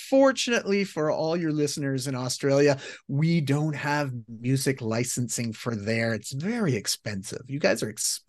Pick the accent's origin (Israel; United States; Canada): Canada; accent: Canadian; I'm Canadian, but I'm not that Canadian.